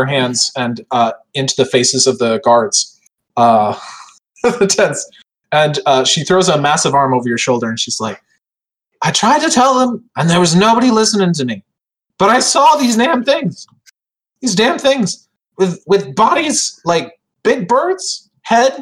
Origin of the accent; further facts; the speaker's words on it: United States; I'm too American